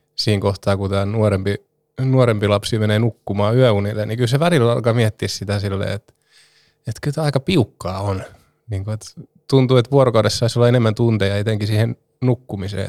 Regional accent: Turku, Southwest Finland, Finland; täällä minun kotikaupungissani

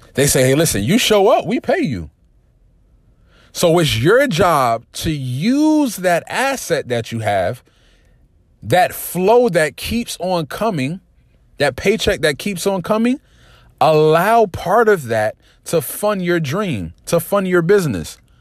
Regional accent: New Jersey, United States; I'm from Jersey

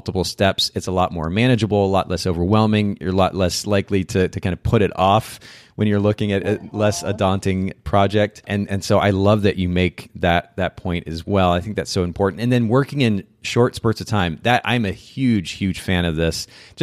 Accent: Japan; now in Chattanooga, United States; I grew up in Japan

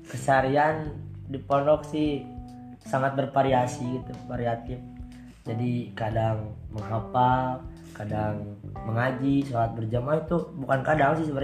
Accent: Pemalang, Central Java, Indonesia; now in Bandung, Indonesia; Asal saya asli dari Jawa, tinggal di Bandung.

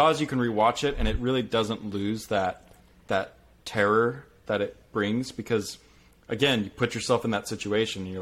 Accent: Southern California, United States; I grew up in Southern California

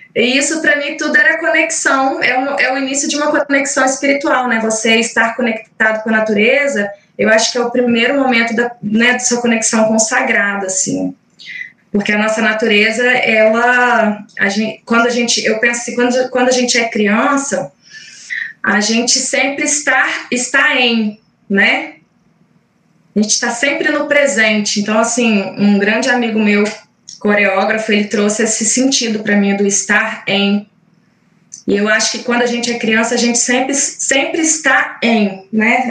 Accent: Caratinga, Minas Gerais, Brazil; Eu morava num, em Minas, sou mineira, sou de Caratinga

